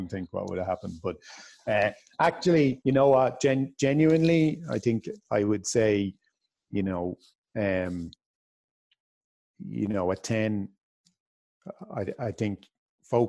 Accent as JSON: {"language": "English", "country": "Ireland"}